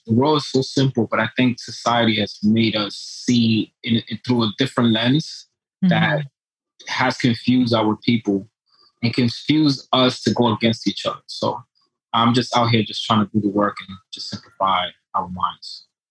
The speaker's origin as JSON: {"language": "English", "town": "New York City", "region": "New York", "country": "United States", "tie": "born or raised there", "also_born_or_lived": "Dominican Republic / Norway", "said": "But I was born in New York City, raised in the Bronx. Lived some time in my early years in the DR."}